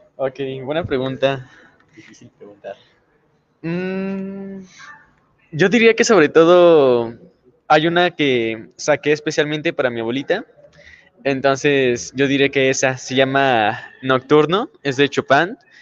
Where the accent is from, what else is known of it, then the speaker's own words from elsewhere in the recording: Irapuato, Guanajuato, Mexico; nosotros empezamos prácticamente desde que estábamos pequeños, casi desde la cuna con la música. Entonces, nuestra abuelita sobre todo fue la que nos impulsó ya después ahí tuvimos buenos maestros. Empezamos ahí en Irapuato